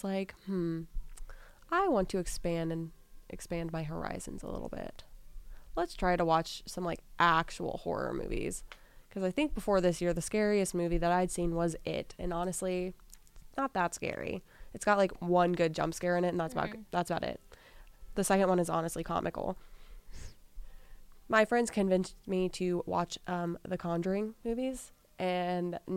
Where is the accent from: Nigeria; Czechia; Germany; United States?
United States; Kansas City; I'm from Kansas City